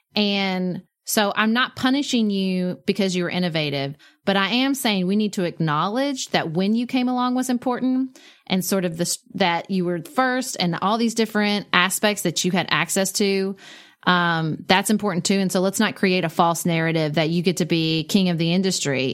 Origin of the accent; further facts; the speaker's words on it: United States; as an American